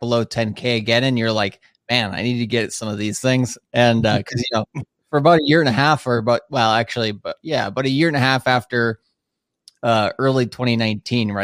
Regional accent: Minnesota, United States; moved away as an adult; now in Tokyo, Japan; I'm from Minnesota originally. I've been living in Tokyo now for about 10 years

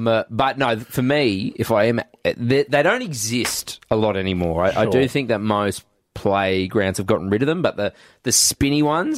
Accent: Goondiwindi, Queensland, Australia; moved away; I grew up in Gundawindi.

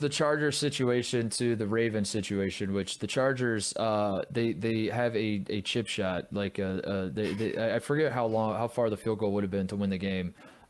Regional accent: Los Angeles, California, United States; In my hometown, as a diehard LA guy.

